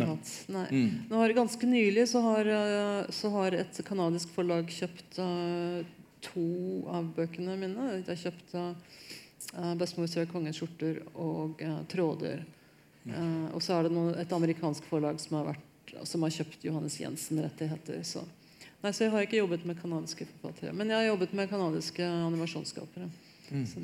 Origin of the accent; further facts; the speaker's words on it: Hamar, Innlandet, Norway; jeg er veldig norsk. Jeg har sånn, sånn eh, geneprøvebevis på at jeg er fra Hamar.